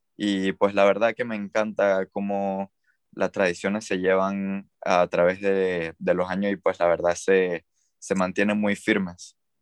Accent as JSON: {"language": "Spanish", "country": "Panama", "moved": "as an adult", "lives_now": "China", "said": "de Panamá"}